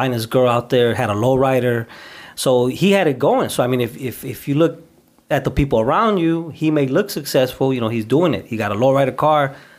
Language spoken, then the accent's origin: English; Compton, California, United States; born or raised there; moved away; also born or lived in Northlake, Illinois